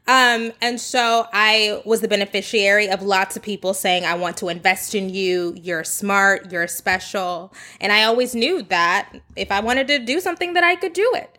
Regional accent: United States; moved away as an adult; also born or lived in Texas; I grew up in Oklahoma and Texas, like suburban

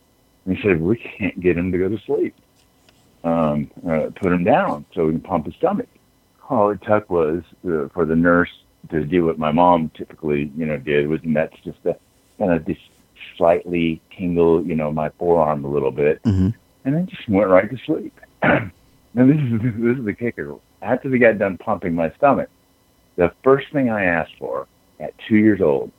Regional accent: Alabama, United States; born there; I was a military brat. My parents moved. I was born in Alabama, and my mom's side is all German.

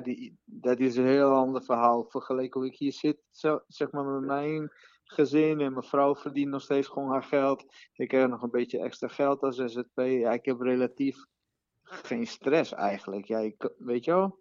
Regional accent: Brazil; Dutch is a second language; now in Netherlands; Ik ben Braziliaan

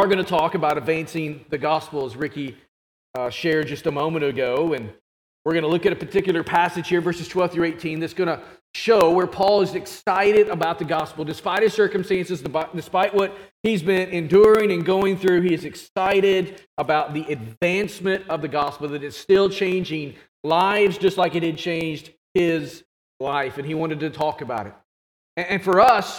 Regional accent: Arkansas, United States; I'm an Arkansas Razorback because I am from Arkansas

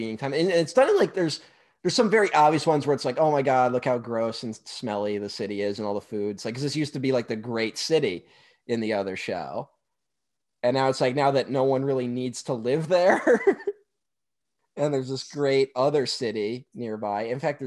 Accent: New York, United States; I'm from New York

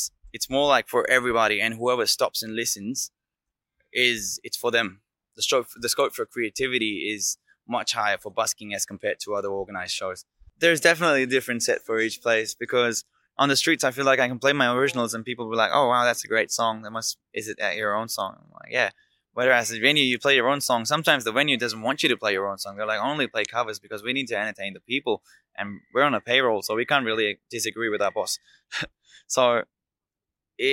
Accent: Delhi, India; moved away as an adult; now in Melbourne, Australia; I'm from India, from Delhi. And I'm now based out of Melbourne in South Bank

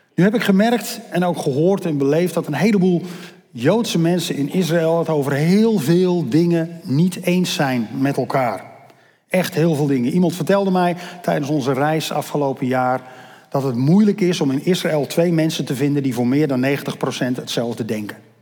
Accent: Netherlands; ik ben Nederlander omdat ik hier toevallig geboren ben

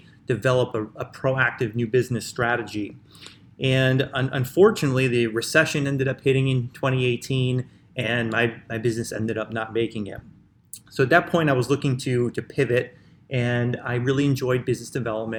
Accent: Chicago, Illinois, United States; I'm from Chicago, which, you know, is the birthplace of house music

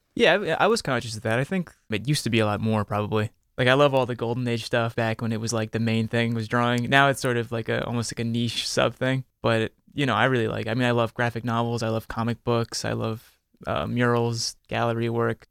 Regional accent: near Philadelphia, Pennsylvania, United States; I grew up near Philly

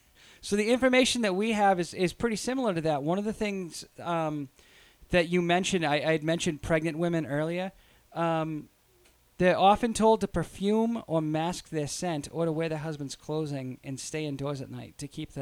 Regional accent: Quincy, Massachusetts, United States; I'm not actually from South Boston. I'm from Quincy, which is a shittier version of South Boston.

